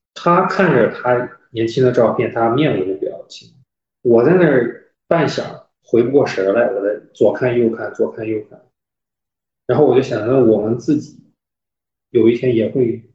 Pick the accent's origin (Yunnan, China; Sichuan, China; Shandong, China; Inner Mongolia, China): Shandong, China; moved away; 我老家是山东的 所以我的，哦，我，我，我，我，我爸爸妈妈和我们三个人都是山东人哦。所以我们所有的长辈儿、亲戚都在山东